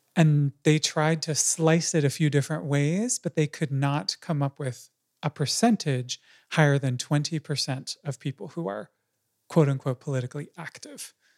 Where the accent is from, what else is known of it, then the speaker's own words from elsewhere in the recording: United States; I'm an American too